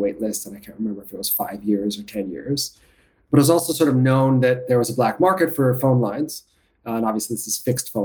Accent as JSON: {"language": "English", "town": "New York City", "region": "New York", "country": "United States", "tie": "born or raised there", "said": "I grew up in New York City"}